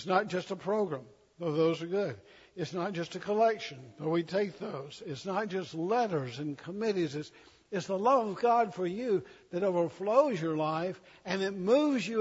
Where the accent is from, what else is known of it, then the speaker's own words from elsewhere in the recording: the South, United States; I'm a Southerner